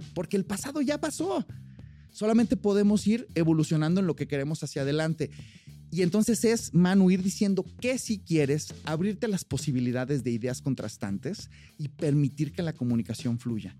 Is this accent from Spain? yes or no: no; Mexico; also born or lived in United States; yo soy mexicano, pero estuve con residencia y mi green card por más de cinco años, entonces tramité ciudadanía